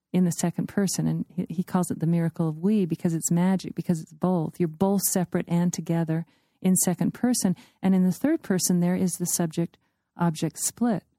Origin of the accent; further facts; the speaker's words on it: United States; I'm an American